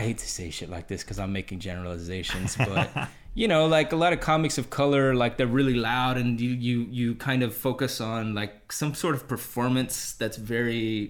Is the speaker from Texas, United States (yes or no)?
yes; Texas, United States; No, I'm not from Houston, but whatever. Okay, in my home state.